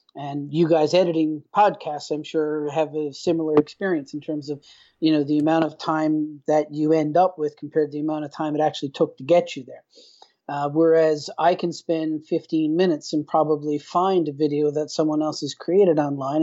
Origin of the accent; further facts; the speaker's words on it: Newfoundland and Labrador, Canada; moved away as an adult; now in Vallejo, United States; I'm originally from Newfoundland, Canada basically born and, and, and raised in a relatively rural area